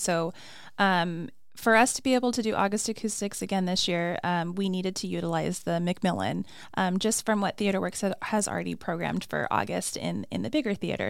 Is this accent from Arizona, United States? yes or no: yes; Flagstaff, Arizona, United States; also born or lived in Phoenix, Arizona; I'm originally from Flagstaff